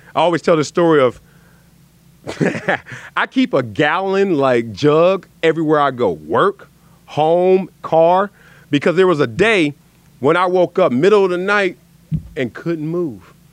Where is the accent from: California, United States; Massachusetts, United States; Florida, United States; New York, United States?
California, United States; Los Angeles; also born or lived in Compton; we moved from Compton to South Central.